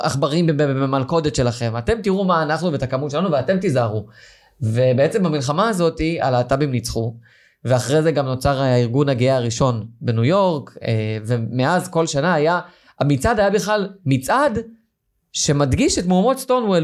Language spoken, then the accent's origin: Hebrew; Yeruham, Southern District, Israel; moved away; אני מגיע ממקום, אני, מירוחם